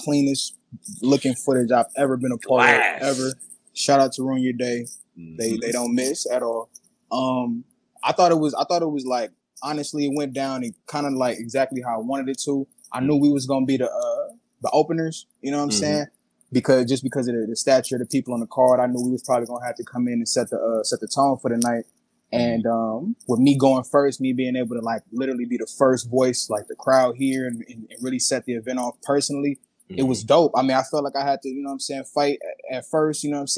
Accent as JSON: {"language": "English", "region": "California", "country": "United States", "tie": "born or raised there", "also_born_or_lived": "Minneapolis, Minnesota, United States", "said": "I moved to California when I was 5"}